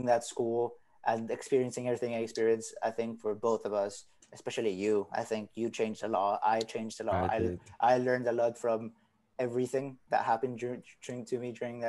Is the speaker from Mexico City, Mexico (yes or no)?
yes; Mexico City, Mexico; English is a second language; also born or lived in Argentina; now in Canada; I was not born in Mexico City, but I was raised in Mexico City practically. I stayed there for 11 years of my life, same school, same neighborhood, same everything.